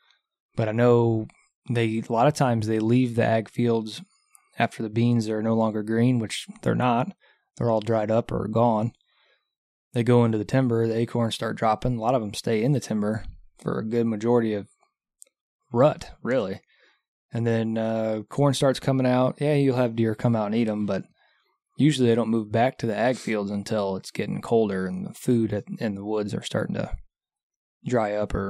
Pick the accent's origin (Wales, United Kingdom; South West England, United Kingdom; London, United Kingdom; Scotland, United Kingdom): Scotland, United Kingdom; Well, we are from Scotland. Anyways. Scotland. We are Scottish, but I'll never wear a kilt.